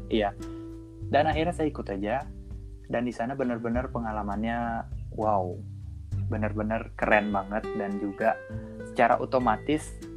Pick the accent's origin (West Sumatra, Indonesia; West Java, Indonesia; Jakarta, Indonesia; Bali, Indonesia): Bali, Indonesia; Denpasar; berasal dari Denpasar, tepatnya di Provinsi Bali